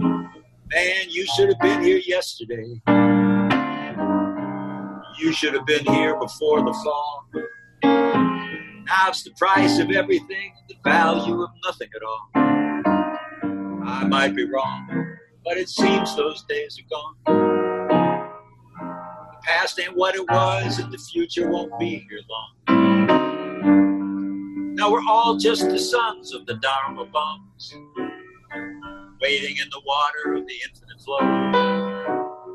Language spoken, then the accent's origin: English; Racine, Wisconsin, United States; moved away; growing up in Racine